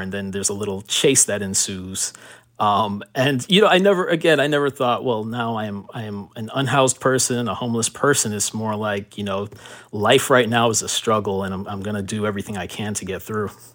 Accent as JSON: {"language": "English", "town": "Miami", "region": "Florida", "country": "United States", "tie": "born or raised there", "also_born_or_lived": "Miramar, Florida", "said": "coming from Miami, growing up in Miami"}